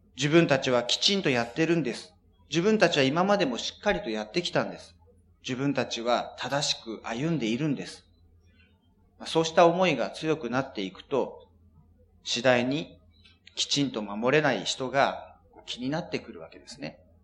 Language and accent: Japanese; Japan; 私たち日本人